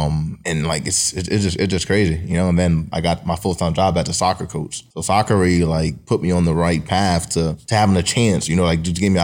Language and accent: English; Paterson, New Jersey, United States; born and raised in Paterson, New Jersey.